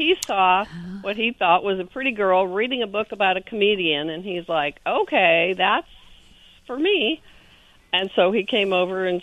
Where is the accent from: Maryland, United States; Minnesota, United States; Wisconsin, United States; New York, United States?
Minnesota, United States; Winona; moved away as an adult; also born or lived in Denver, Colorado; now in California, United States; I was born in Denver, but then I was raised in Winona, Minnesota, which is a sweet little town on the Mississippi, and that's where I grew up